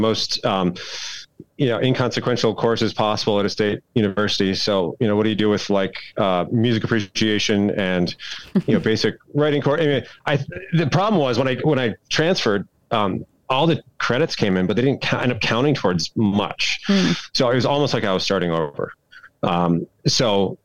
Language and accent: English; Kalamazoo, Michigan, United States; I grew up in Southwest Michigan, a little town called Kalamazoo